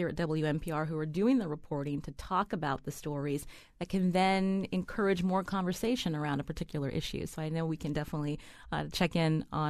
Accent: Pennsylvania, United States; I'm a child of immigrants. My parents came from India. I was born and raised in Pennsylvania.

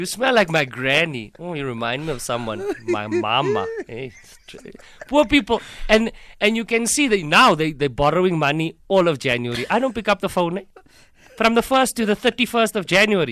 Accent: Hankey, Eastern Cape, South Africa; moved away as an adult; I'm from Hankey in the Eastern Cape

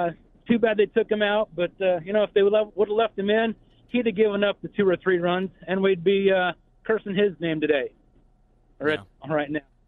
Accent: Lincoln, Nebraska, United States; I'm from Lincoln, Nebraska.

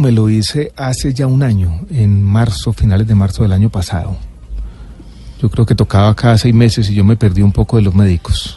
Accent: Medellín, Antioquia, Colombia; born or raised there; also born or lived in Santiago, Chile

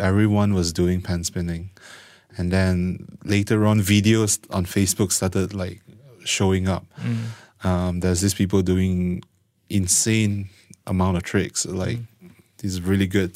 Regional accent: Malaysia; born and raised in Malaysia.

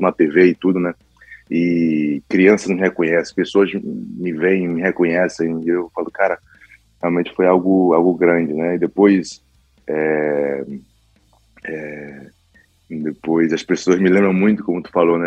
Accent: Recife, Pernambuco, Brazil; moved away; also born or lived in São Paulo; minha terra, Recife

